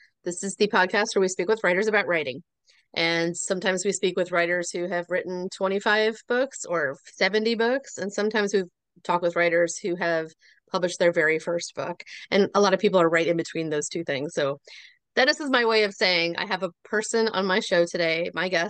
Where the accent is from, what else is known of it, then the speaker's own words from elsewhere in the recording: South Florida, United States; moved away; sunny Florida where I grew up